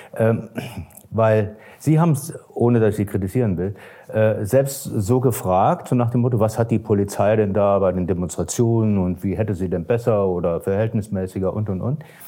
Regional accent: Germany; wir Deutschen

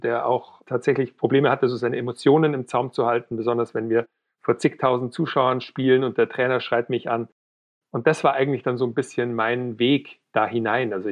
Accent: Weilheim, Bavaria, Germany; now in Munich, Germany; ich komme ursprünglich aus Weilheim in Oberbayern, wohne mittlerweile in München

